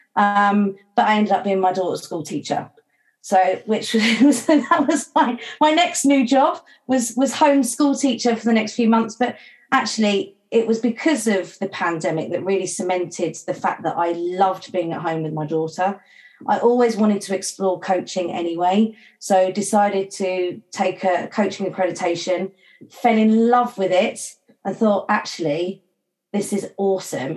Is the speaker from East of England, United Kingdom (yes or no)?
yes; St Neots, East of England, United Kingdom; moved away as an adult; also born or lived in Mallorca; my hometown of St Neots in Cambridgeshire